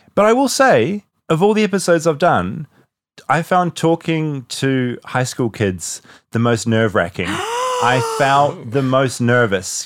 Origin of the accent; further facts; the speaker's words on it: New Zealand; moved away as an adult; now in United States; When I was growing up in New Zealand